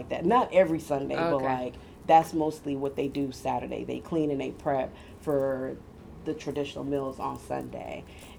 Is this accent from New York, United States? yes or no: no; Miami, Florida, United States; I was born in Miami.